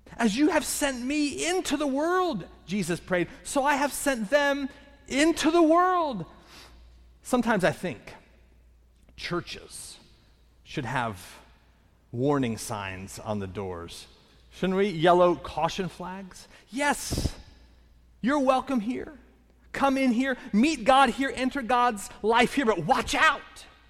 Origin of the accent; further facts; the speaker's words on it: Indiana, United States; moved away; I'm originally from the Midwest, from Indiana.